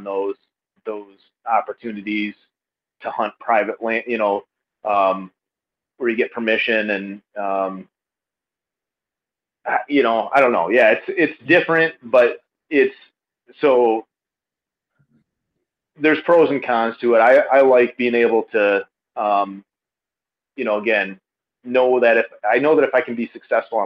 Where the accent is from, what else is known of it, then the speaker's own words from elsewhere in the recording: Grand Rapids, Michigan, United States; moved away as an adult; now in Greenville, United States; we live up in the Greenville area, but I'm from Grand Rapids, northeast side of Grand Rapids